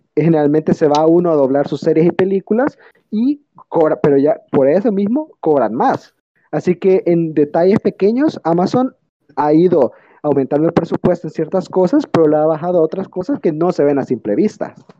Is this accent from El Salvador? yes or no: yes; El Salvador; en El Salvador, en mi país